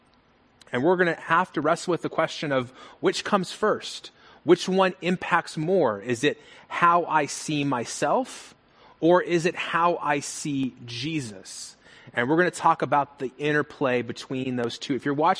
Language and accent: English; Las Vegas, Nevada, United States; I'm from Las Vegas, born and raised.